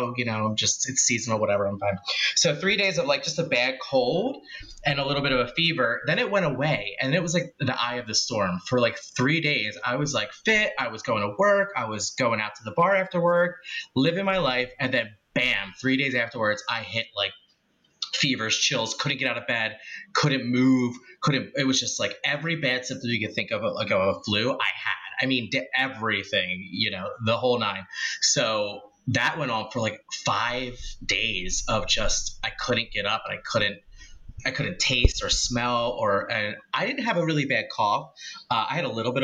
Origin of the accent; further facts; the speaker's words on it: Philadelphia, Pennsylvania, United States; a boy raised in Philly, originally the Northeast